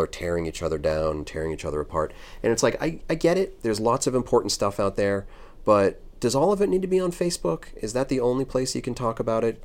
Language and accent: English; United States; as an American piercer